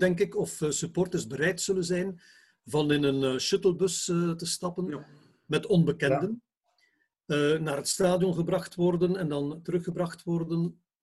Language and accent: Dutch; Bruges, Flanders, Belgium; als Bruggeling, ben ook een Bruggeling